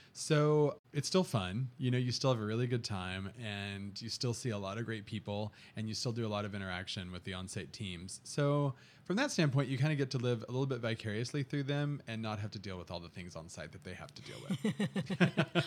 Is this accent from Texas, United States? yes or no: yes; Texas Panhandle, United States; I'm from West Texas, so I grew up in the Texas Panhandle